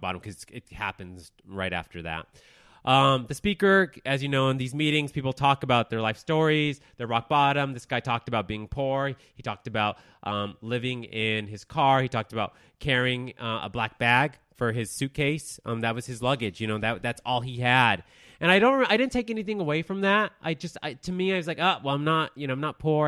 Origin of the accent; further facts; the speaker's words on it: Denver, Colorado, United States; moved away as an adult; also born or lived in Texas; I was born in Texas. I grew up in Denver, Colorado. I moved out, and, of Denver twelve years ago